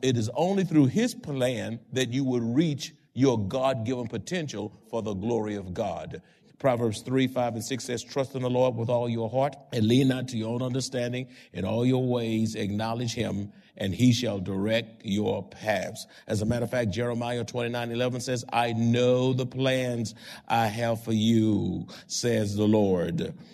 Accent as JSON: {"language": "English", "town": "Houston", "region": "Texas", "country": "United States", "tie": "born or raised there", "moved": "as an adult", "lives_now": "San Antonio, United States"}